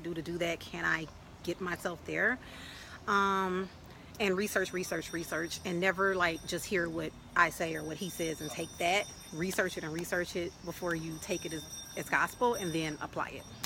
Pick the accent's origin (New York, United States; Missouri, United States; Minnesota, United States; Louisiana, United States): Louisiana, United States; also born or lived in Dallas, Texas / Northern California; now in Chiang Mai, Thailand; I'm originally from Louisiana